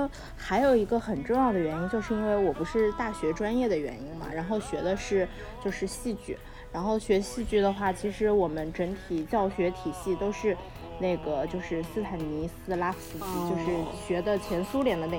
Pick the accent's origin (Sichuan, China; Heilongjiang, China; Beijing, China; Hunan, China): Hunan, China; Changsha; 有说长沙不好或者落后的意思啊，就是还保留着就是我对那种九十年代末两千年初的那种感觉，就是那是我家乡。我童年时期成长的那种感觉